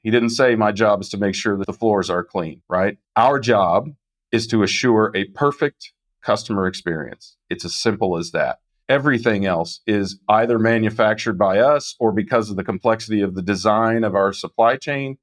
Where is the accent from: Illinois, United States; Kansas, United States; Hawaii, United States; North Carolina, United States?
Kansas, United States; I'm from Kansas